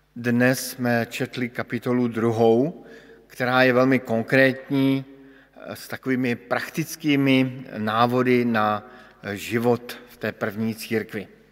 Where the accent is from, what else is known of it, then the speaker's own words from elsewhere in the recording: Bohemia, Czechia; jsem přišel z Čech